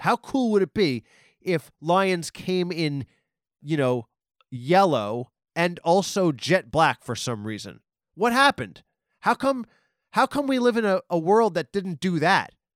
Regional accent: Nassau County, Long Island, New York, United States; I live in Long Island. I'm from Nassau. I'm from on the border of Nassau and Queens, but my whole life

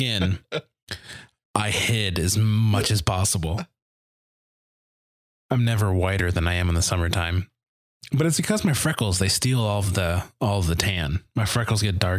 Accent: Detroit, Michigan, United States; now in Kansas, United States; I grew up in Detroit

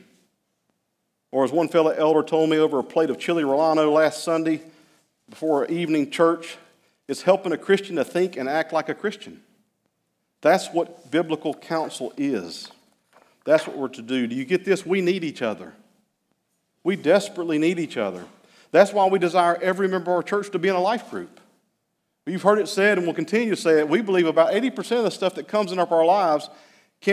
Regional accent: Hickory, North Carolina, United States; I grew up in Hickory.

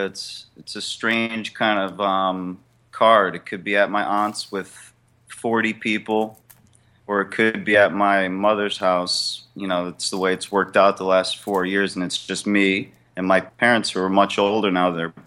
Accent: Connecticut, United States; we're from Connecticut, so usually it's either at my parents' house in Easton, Connecticut

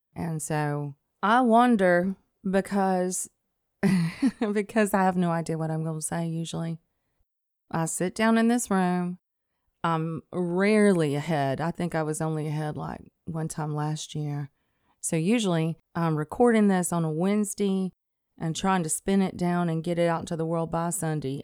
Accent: Athens, Alabama, United States; moved away as an adult; also born or lived in Scottsboro, Alabama / Pisgah, Alabama / New Jersey; I was born and raised in Athens, Alabama.

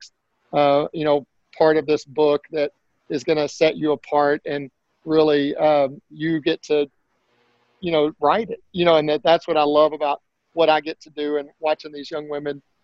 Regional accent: Spur, Texas, United States; moved away; I grew up in Spur, Texas, and it's a small town outside of Lubbock

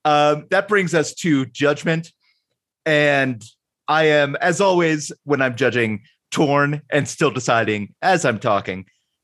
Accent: Ireland; Yeah, well, also, and as an Irish person, I won't feel that bad.

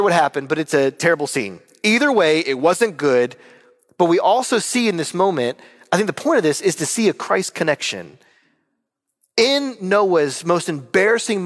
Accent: North Carolina, United States; I'm from North Carolina

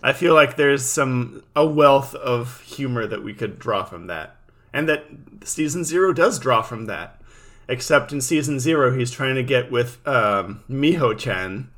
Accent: California, United States; we're both from California

